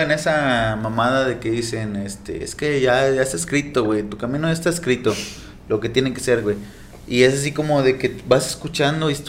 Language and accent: Spanish; Mexico; como mexicanos siempre sufrimos